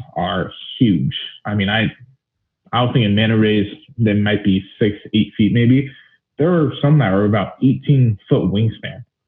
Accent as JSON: {"language": "English", "town": "Alpine", "region": "California", "country": "United States", "tie": "born or raised there", "said": "Alpine's uh, it's a small town, East County, San Diego, and I grew up there since I was two years old."}